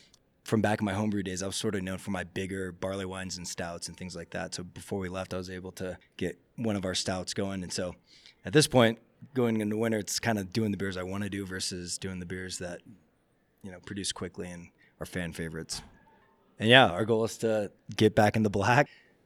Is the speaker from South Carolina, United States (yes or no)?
yes; Summerville, South Carolina, United States; also born or lived in Sitka, Alaska; now in Juneau, United States; I actually grew up in South Carolina.